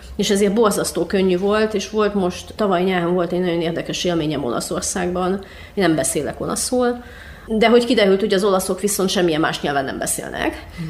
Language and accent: Hungarian; Cluj-Napoca, Cluj County, Romania; én Kolozsváron nőttem fel, és én jártam román iskolába is